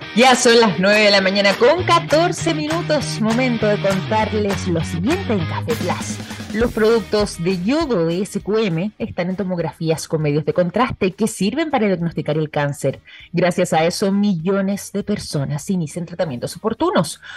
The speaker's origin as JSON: {"language": "Spanish", "country": "Chile", "said": "en nuestro caso en el territorio chileno"}